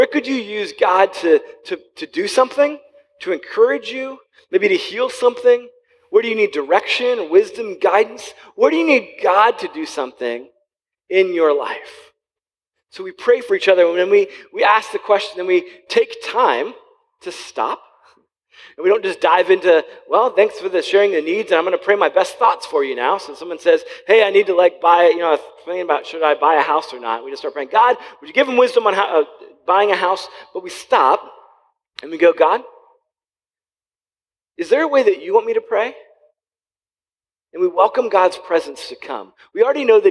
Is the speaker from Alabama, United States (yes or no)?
no; Wooster, Ohio, United States; also born or lived in Columbus, Ohio; I grew up in Worcester, which is about 50 minutes south of here or so